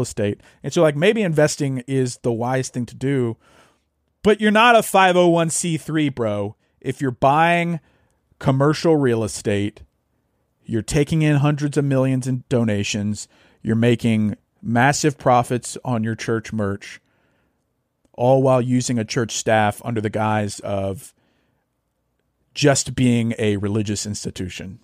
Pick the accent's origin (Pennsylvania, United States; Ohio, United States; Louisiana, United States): Louisiana, United States; North; moved away; also born or lived in Arkansas; I grew up in Louisiana, North Louisiana